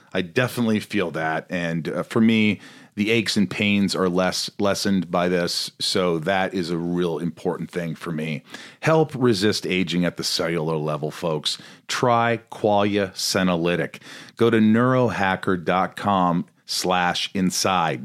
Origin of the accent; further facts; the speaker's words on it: Evansville, Indiana, United States; now in Hollywood Hills, United States; I grew up in Evansville, Indiana.